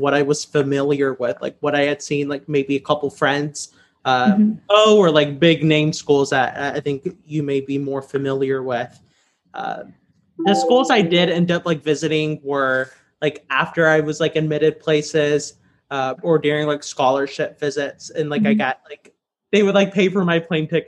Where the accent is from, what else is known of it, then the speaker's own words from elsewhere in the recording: Southwest Louisiana, United States; I grew up in Louisiana's public schools in Southwest Louisiana